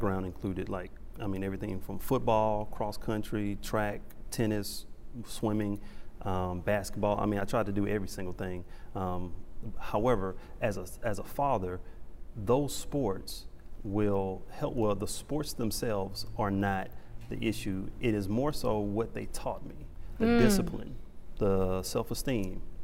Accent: Beaumont, Texas, United States; growing up, I grew up in Beaumont, Texas. I love my hometown, Big Money, Texas

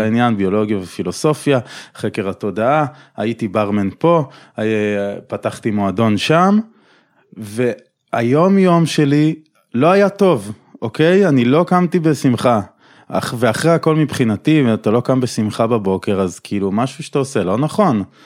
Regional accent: Tel Aviv, Tel Aviv District, Israel; תל אביבי במקור

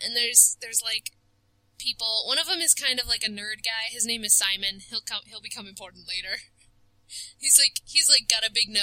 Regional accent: United States; I am American

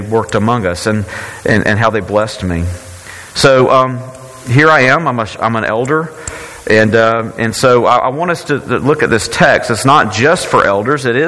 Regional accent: Brookhaven, Mississippi, United States; I had this as a young kid growing up in Faith Presbyterian Church in Brookhaven, Mississippi.

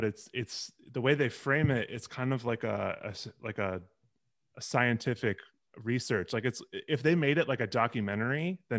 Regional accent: Chicago, Illinois, United States; I'm from Chicago.

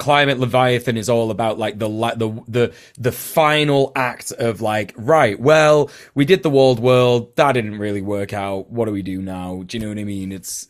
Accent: United Kingdom; Especially as a Brit.

